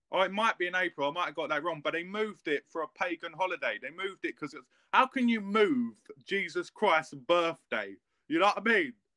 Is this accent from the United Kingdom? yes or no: yes; England, United Kingdom; I'm English